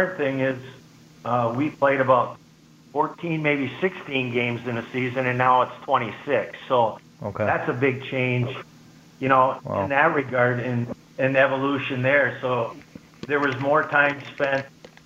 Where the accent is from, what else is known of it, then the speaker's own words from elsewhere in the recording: Blanchardville, Wisconsin, United States; Blanchardville is my hometown. I grew up on a farm.